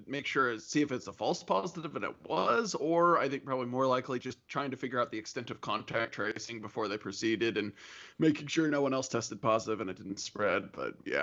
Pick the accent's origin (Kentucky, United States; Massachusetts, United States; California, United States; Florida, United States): Kentucky, United States; I grew up in Kentucky